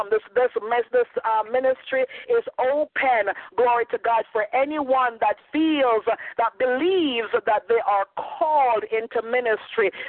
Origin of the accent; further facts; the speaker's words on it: Jamaica; accent: Jamaican slash Canadian; moved away; also born or lived in Canada; my accent, or I'm Jamaican slash Canadian, so I sound very different from you know from other folks.